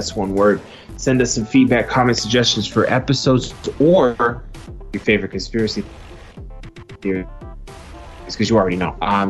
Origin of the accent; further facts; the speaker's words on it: East Coast, United States; now in Phoenix, United States; We're from the East Coast.